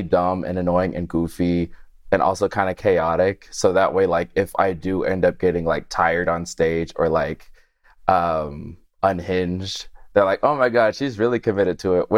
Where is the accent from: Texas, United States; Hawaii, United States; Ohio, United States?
Texas, United States; Houston; moved away as an adult; now in Chicago, United States; I've been here for about like 8 or 9 years now, but I'm originally from Houston, Texas